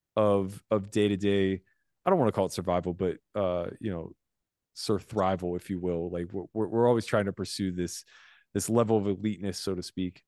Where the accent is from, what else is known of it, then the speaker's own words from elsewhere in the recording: United States; as an American